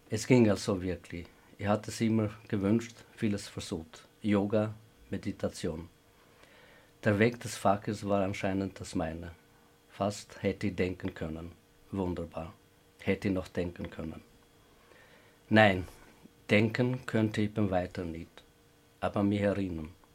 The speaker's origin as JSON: {"language": "German", "country": "Kosovo", "also_born_or_lived": "Vienna, Austria", "second_language": "German", "moved": "as an adult", "lives_now": "Graz, Austria", "said": "die in Kosovo erlebt habe"}